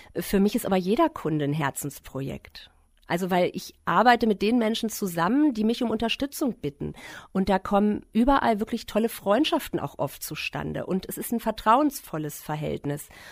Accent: Klein Berkel, Lower Saxony, Germany; ich bin in Kleinberkel groß geworden

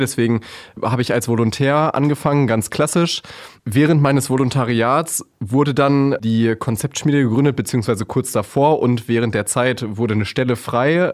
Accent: Hameln, Lower Saxony, Germany; moved away as an adult; Ich bin äh, waschechter Hamelner sozusagen, also ein richtiger Local.

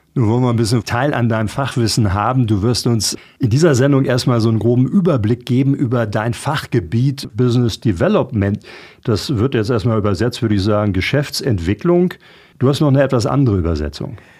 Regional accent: Fischbeck, Lower Saxony, Germany; hier bei mir in meinem Heimatort Fischbeck

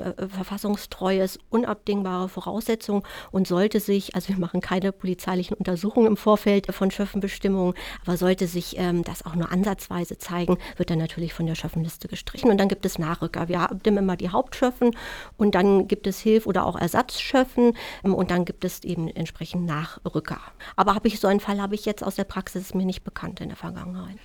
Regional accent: Germany; bei uns in Deutschland

